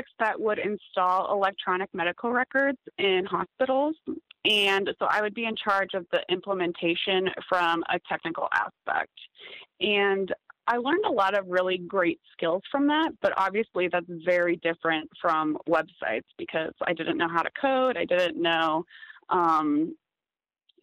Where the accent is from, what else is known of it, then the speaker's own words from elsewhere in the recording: Des Moines, Iowa, United States; moved away as an adult; also born or lived in Kansas City; I grew up in Des Moines, Iowa, which for those of you that don't know, it's kind of the middle of nowhere farmland in the U.S.